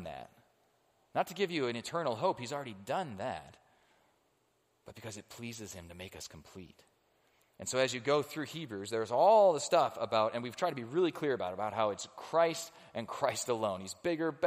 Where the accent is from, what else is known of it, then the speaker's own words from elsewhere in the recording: United States; I am an American